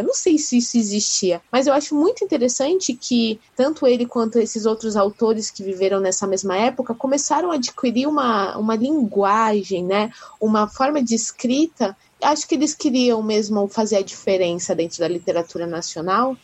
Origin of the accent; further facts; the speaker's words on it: Brazil; eu, pelo menos, nasci no Brasil